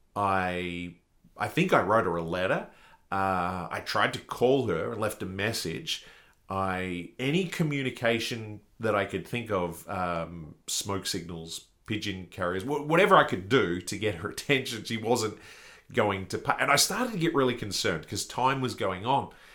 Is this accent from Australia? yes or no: yes; Australia; being an Australian